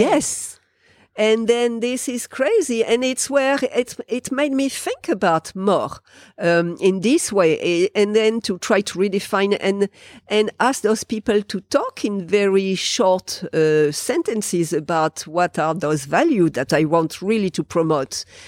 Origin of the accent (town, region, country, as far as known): France; English is a second language; moved away as an adult; now in New Zealand